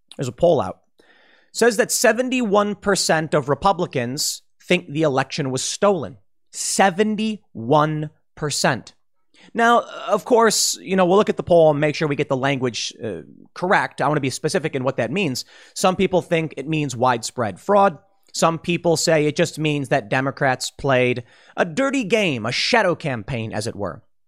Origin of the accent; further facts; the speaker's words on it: United States; as an American